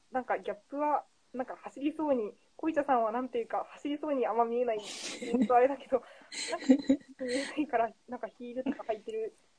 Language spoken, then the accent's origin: Japanese; Fukuoka, Japan; moved away; 出身が福岡です